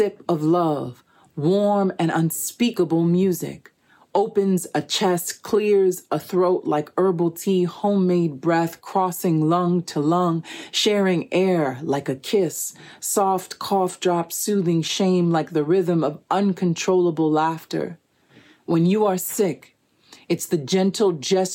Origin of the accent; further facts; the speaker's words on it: New York City, New York, United States; now in Miami, United States; I'm originally from Brooklyn, New York, and currently living in Little Haiti, Miami